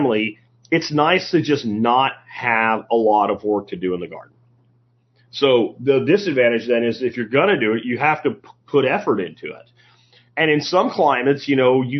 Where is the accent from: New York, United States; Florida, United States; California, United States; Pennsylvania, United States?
Pennsylvania, United States; moved away; where I grew up in Pennsylvania